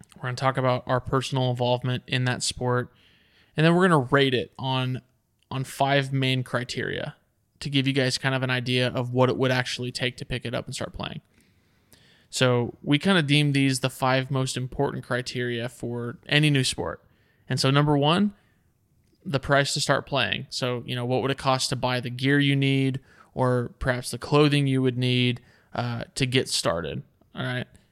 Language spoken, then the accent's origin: English; Texas, United States; we're from Texas